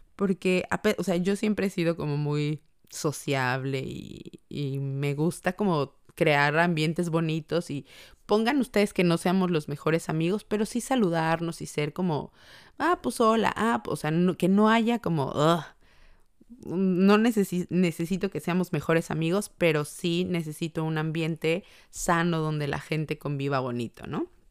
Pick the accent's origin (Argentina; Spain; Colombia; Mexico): Mexico; now in Ireland; Qué bonito es ser mexicano